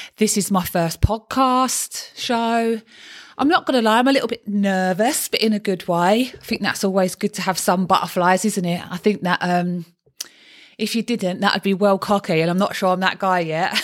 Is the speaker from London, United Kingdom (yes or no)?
yes; London, United Kingdom; accent: Cockney; I'm a Cockney